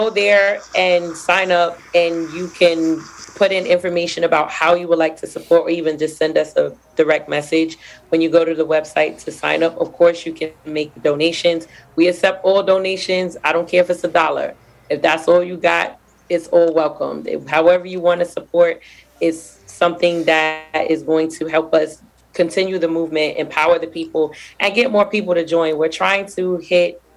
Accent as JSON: {"language": "English", "town": "New York City", "region": "New York", "country": "United States", "said": "I'm from Brooklyn. Y'all know everything we do is extra."}